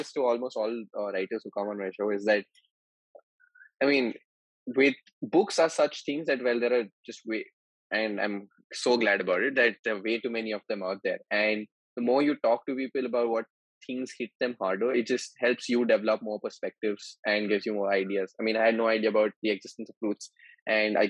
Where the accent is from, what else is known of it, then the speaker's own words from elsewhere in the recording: Mumbai, Maharashtra, India; also born or lived in Delhi; as someone who's been born and raised in Mumbai and who studied in Delhi for 5 years